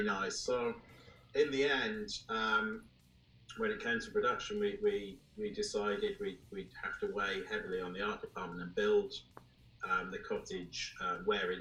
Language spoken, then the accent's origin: English; North Wales, United Kingdom; And I grew up in North Wales, which is just further down the coast from where that is.